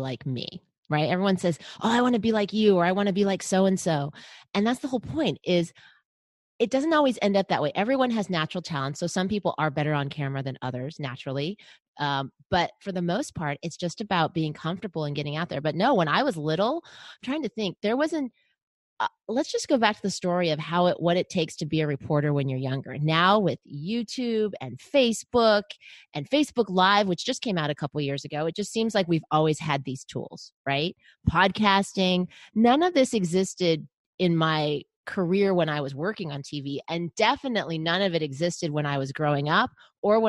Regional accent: Los Angeles, California, United States; now in San Diego, United States; ended up in my hometown of Los Angeles

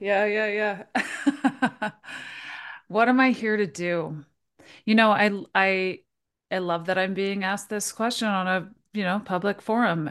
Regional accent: Toronto, Ontario, Canada; moved away as an adult; I'm originally from Toronto, so I've spent, like, my whole life there

